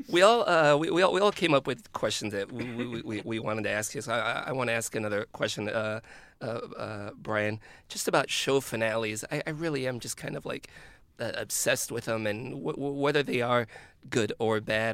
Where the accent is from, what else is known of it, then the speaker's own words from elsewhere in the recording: Chicago, Illinois, United States; I'm from Chicago